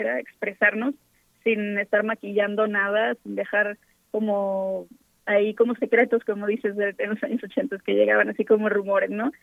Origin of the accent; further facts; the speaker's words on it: Veracruz, Mexico; moved away as an adult; also born or lived in Xalapa, Veracruz; now in Mexico City, Mexico; somos de Veracruz